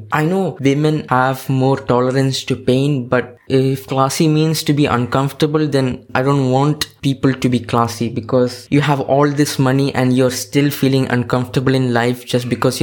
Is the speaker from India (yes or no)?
yes; India; I go there as an Indian